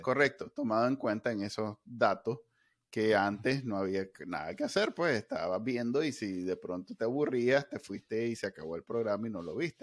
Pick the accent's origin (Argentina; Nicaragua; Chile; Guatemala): Nicaragua; como, muchos NICA